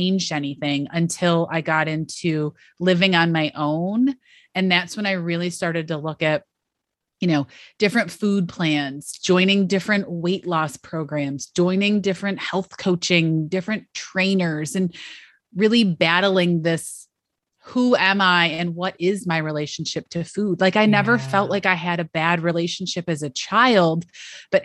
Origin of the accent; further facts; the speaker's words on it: Western New York, United States; I grew up in Western New York